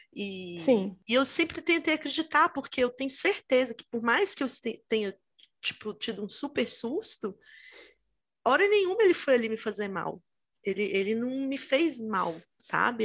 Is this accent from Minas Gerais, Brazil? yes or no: yes; Itabira, Minas Gerais, Brazil; eu sou de Minas, né? E eu morava no interior, em Minas, perto de Belo Horizonte, até é uma cidade que chama Itabira